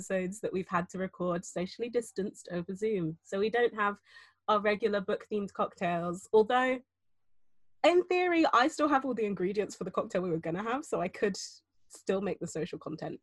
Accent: United Kingdom; I'm half Jamaican, half St. Lucian. I was born here, as were both of my parents

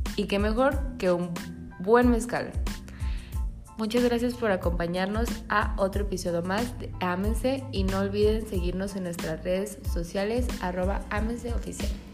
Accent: Mexico; como buenos mexicanos

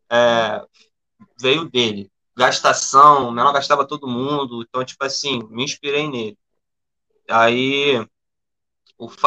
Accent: Sepetiba, Rio de Janeiro, Brazil; eu sou cria da Zona Oeste, na verdade, sou cria de Septiba, e depois que eu morei pra, pra Santa Cruz

